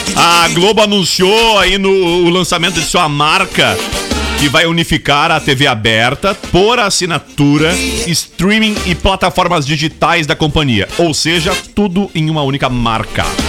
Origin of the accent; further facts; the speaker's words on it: Brazil; enquanto brasileiro